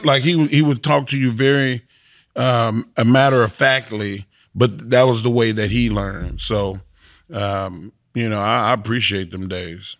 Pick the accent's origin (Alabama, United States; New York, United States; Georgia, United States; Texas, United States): Texas, United States